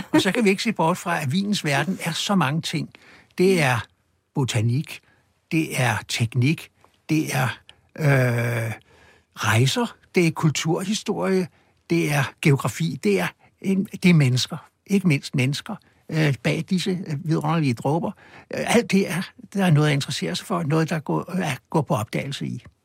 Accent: Copenhagen, Capital Region of Denmark, Denmark; på Østerbro, hvor jeg voksede op

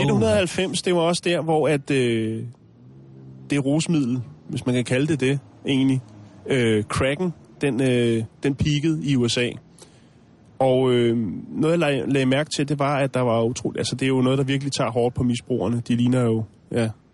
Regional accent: Denmark; vi kommer fra Danmark

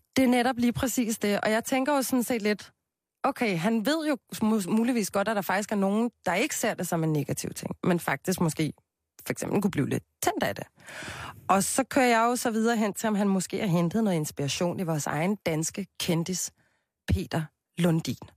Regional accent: Copenhagen, Capital Region of Denmark, Denmark; Jeg er jo fra Christianshavn

